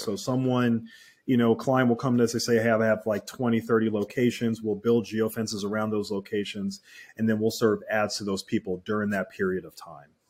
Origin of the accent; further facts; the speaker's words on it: Philadelphia, Pennsylvania, United States; I grew up in Philadelphia.